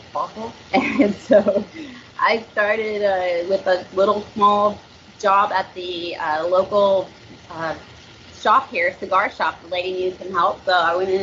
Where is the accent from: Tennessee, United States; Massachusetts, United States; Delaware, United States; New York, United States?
Tennessee, United States; Nashville; accent: twang; moved away as an adult; now in Naples, United States; I was born and raised in Nashville